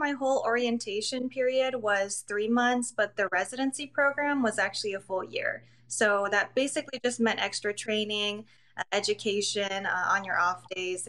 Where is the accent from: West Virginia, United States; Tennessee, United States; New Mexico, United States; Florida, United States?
New Mexico, United States; Albuquerque; also born or lived in China; So I actually grew up in Albuquerque, New Mexico, and I was actually adopted from China, and my mom went to China to get me, and then she raised me in New Mexico.